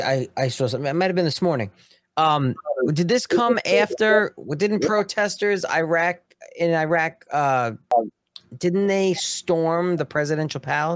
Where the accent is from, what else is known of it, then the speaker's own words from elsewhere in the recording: Long Island, New York, United States; I'm from Long Island. I just want my cup of coffee.